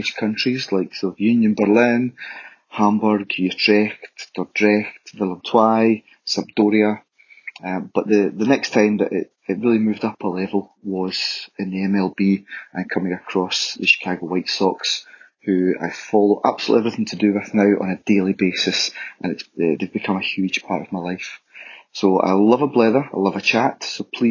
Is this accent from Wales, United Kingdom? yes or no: no; Scotland, United Kingdom; I was born and bred in Scotland